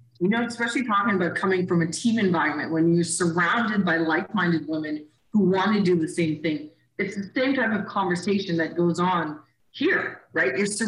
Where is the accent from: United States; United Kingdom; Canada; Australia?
Canada; also born or lived in Caribbean; I moved to Canada when I was 8.